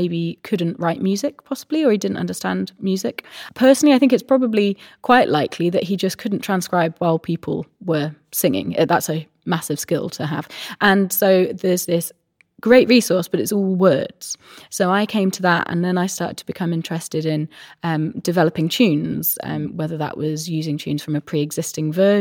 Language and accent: English; Minety, South West England, United Kingdom; moved away as an adult; also born or lived in Glasgow; I grew up in North Wiltshire, a tiny little village called Mynty